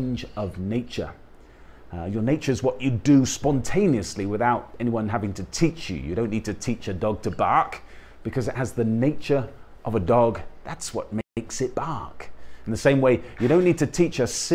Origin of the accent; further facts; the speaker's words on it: United Kingdom; I'm a British guy, I'm part of the United Kingdom because I have British parents and was born there